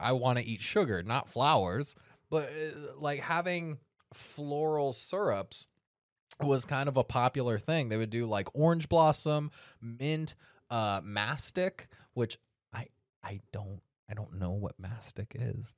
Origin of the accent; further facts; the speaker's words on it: Sacramento, California, United States; my hometown of Sacramento